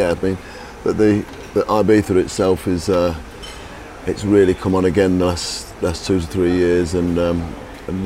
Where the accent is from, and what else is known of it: Leicester, East Midlands, United Kingdom; born or raised there